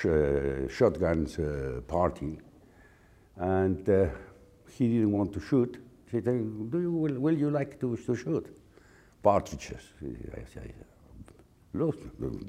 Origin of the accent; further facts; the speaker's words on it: near Madrid, Community of Madrid, Spain; We were living in outside a small city near Madrid called La Colonia del Viso